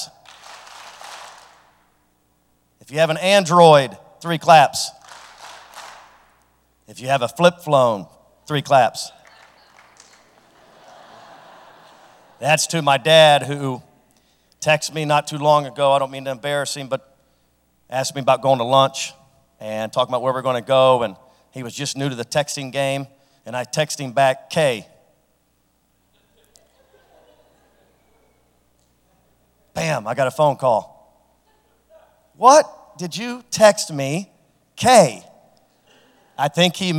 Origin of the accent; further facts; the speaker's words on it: Franklin, Ohio, United States; a guy from Franklin that as a elementary school student had a speech impediment